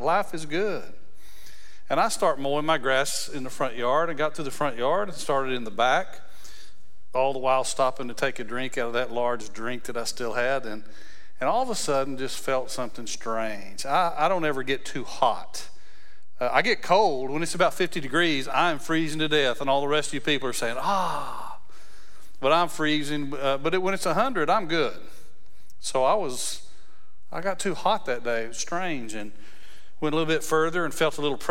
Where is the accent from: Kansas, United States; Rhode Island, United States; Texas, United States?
Texas, United States; West; I was raised in West Texas